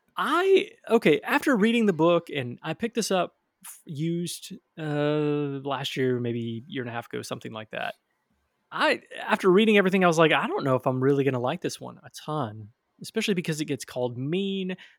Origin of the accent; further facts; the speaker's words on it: Michigan, United States; now in Tennessee, United States; Growing up in Michigan